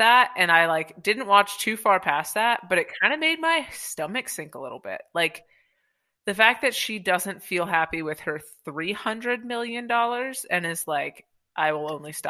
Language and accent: English; United States; being American